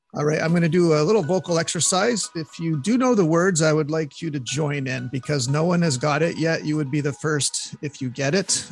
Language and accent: English; Montreal, Quebec, Canada; from Montreal, my hometown